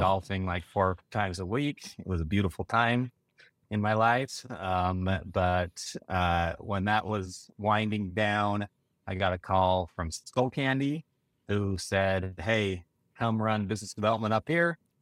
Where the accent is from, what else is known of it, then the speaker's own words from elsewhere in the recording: Sugar City, Idaho, United States; I'm from Sugar City, Idaho, little farming community, thousand people.